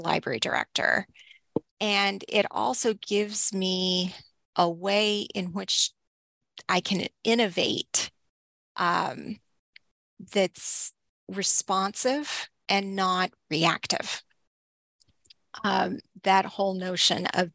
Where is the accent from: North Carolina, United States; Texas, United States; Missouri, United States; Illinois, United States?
Texas, United States; Northeast; now in Lancaster, United States; I grew up in Northeast Texas